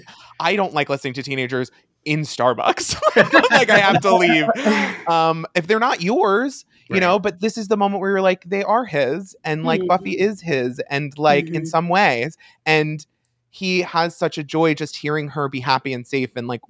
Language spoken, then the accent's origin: English; Long Island, New York, United States; We are from Long Island